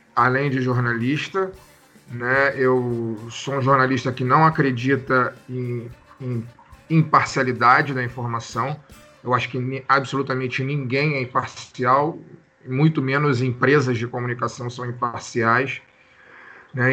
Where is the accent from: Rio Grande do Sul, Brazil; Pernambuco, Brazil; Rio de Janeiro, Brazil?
Rio de Janeiro, Brazil; sou do Rio de Janeiro